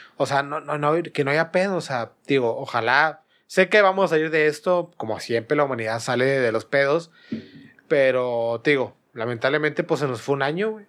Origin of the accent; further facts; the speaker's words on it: Monterrey, Nuevo León, Mexico; yo siendo regio, digo, siendo regio nosotros